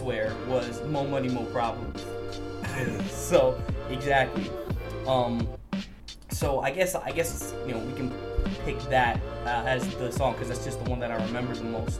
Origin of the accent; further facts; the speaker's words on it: New York City, New York, United States; also born or lived in Queens / Cypress Hills / Woodhaven / Ridgewood; I've spent most of my life and most of my time, just period, living and doing things in Brooklyn.